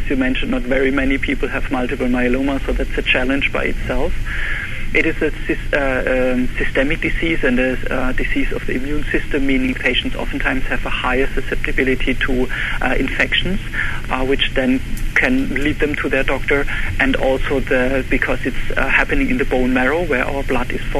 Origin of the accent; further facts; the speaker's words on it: Germany; English is a second language; moved away as an adult; also born or lived in Heidelberg, Germany; now in Buffalo, United States; I'm actually originally from Germany, and I was trained in Heidelberg Medical School